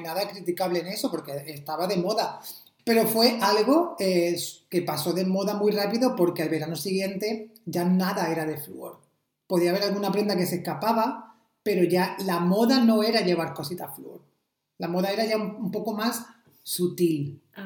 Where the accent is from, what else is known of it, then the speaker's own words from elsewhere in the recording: Almería, Andalusia, Spain; moved away; todos vienen de, mi pueblo aquí